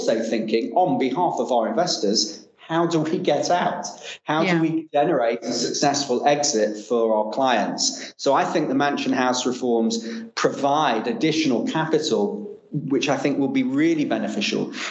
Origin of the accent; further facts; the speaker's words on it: Manchester, North West England, United Kingdom; moved away; I came from Manchester, as I mentioned. I was pretty much grew up in a working class environment. I was very fortunate to go to a fantastic school called Manchester Grammar